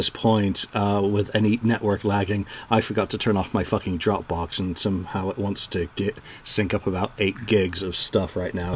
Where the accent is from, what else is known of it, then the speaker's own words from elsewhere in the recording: England, United Kingdom; moved away; as an English guy, or, you know, I'll always be English, even though I haven't lived there in many years